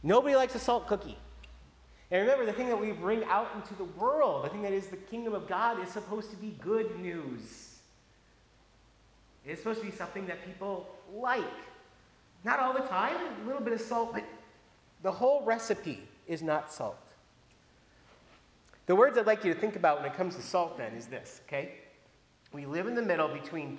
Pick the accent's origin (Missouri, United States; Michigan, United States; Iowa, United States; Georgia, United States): Iowa, United States; moved away; growing up in Iowa